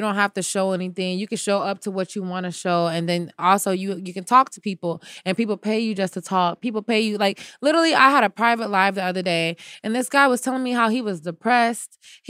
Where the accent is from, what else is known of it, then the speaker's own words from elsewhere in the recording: United States; Maybe I can go around as an American girl, which they love, American black girl at that.